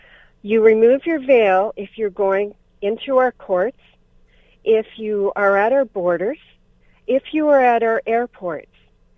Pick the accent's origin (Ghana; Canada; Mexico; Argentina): Canada; I'm born Canadian and raised right. in Canada